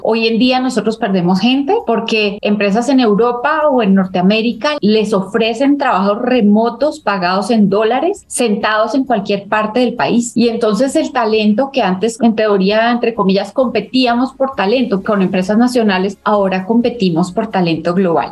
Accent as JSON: {"language": "Spanish", "country": "Colombia"}